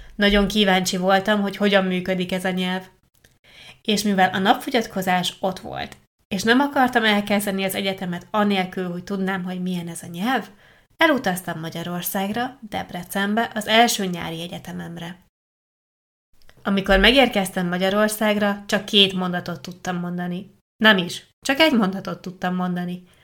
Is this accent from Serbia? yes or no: no; Italy; first language Italian; Hungarian is a second language; az első csoportomban csak olaszok voltunk